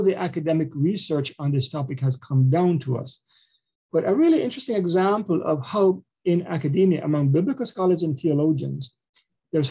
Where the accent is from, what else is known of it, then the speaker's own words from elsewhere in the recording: Jamaica; also born or lived in Canada; now in United States; I'm a Jamaican, but I also immigrated to Canada and Canada shaped me. And now I'm in America